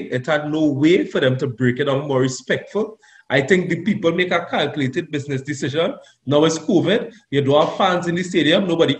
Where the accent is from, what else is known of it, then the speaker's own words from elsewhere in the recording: Trinidad & Tobago; We come from Trinidad. We come from the ghetto.